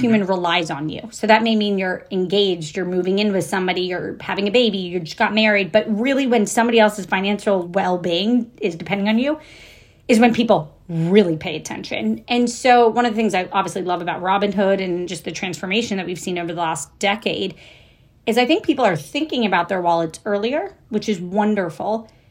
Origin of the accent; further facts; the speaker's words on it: Jacksonville, Florida, United States; also born or lived in Kentucky; I was born in Kentucky. I grew up in Jacksonville, Florida